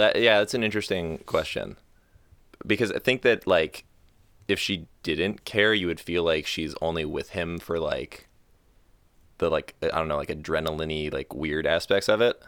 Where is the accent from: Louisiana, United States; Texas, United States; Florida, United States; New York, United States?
Florida, United States; moved away as an adult; I'm from Florida. I grew up, uh, not golfing.